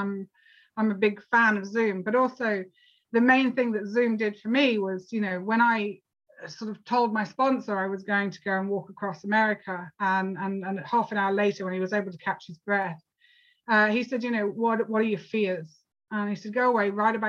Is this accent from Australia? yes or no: no; United Kingdom; I'm actually from the UK